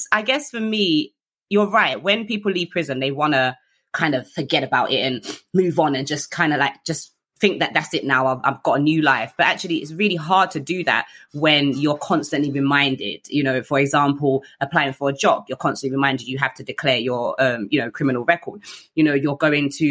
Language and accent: English; London, United Kingdom; I grew up in South East London